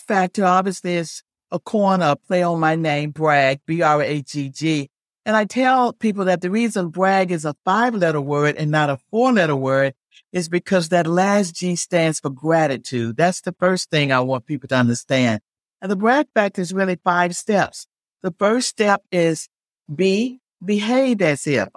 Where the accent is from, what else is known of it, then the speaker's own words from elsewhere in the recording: Alabama, United States; moved away as an adult; now in Virginia Beach, United States; I didn't grow up in Virginia. I grew up in Alabama